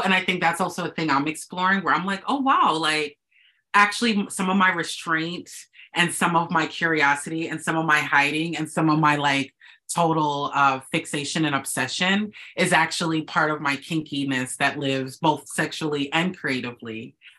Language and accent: English; Minneapolis, Minnesota, United States; I was born in Minneapolis, Minnesota, the middle of the cold